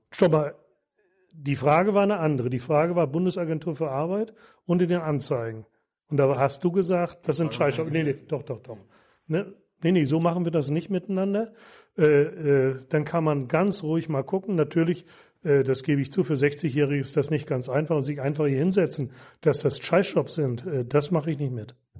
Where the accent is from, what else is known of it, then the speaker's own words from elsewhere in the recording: Marlow, Mecklenburg-Vorpommern, Germany; in meiner Heimatstadt Marlow